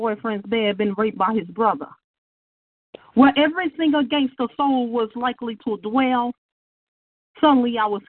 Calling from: Shreveport, Louisiana, United States; Yes, I'm calling from Shreveport, Louisiana.

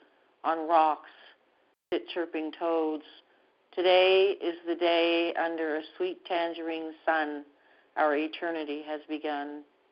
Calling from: Canada; And I'm calling from Canada.

